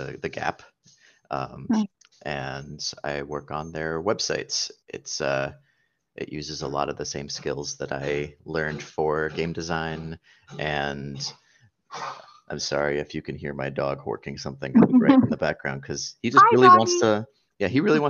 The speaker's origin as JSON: {"language": "English", "region": "New Jersey", "country": "United States", "tie": "born or raised there", "also_born_or_lived": "Phoenix, Arizona", "moved": "as an adult", "lives_now": "San Francisco Bay Area, United States", "said": "I live in the San Francisco Bay Area. I moved here after growing up in New Jersey"}